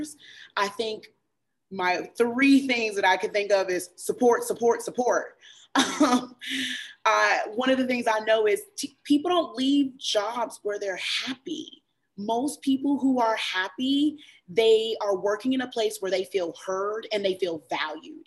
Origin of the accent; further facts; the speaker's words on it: Chapel Hill, North Carolina, United States; I grew up in Chapel Hill